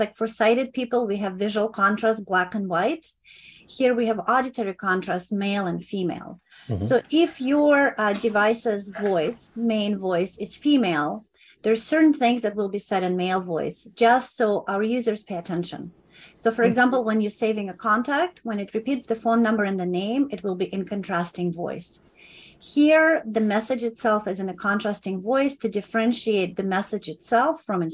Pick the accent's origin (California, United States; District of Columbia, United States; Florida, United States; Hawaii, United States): California, United States; as Californian